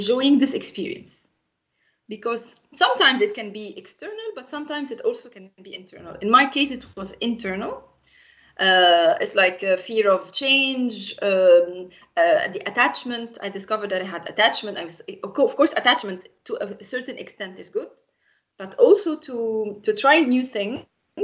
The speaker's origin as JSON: {"language": "English", "country": "Egypt", "tie": "born or raised there", "moved": "as an adult", "lives_now": "Luxembourg", "said": "in my native country, which is Egypt"}